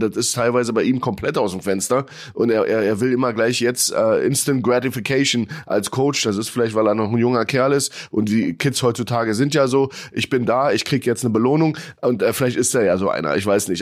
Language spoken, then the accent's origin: German; Germany; als Deutscher